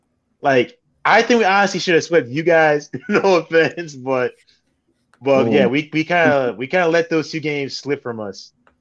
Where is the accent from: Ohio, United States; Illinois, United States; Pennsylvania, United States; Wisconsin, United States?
Illinois, United States; I'm from Illinois.